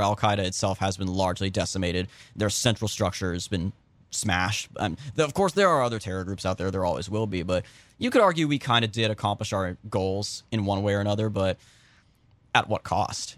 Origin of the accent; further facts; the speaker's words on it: California, United States; I grew up in California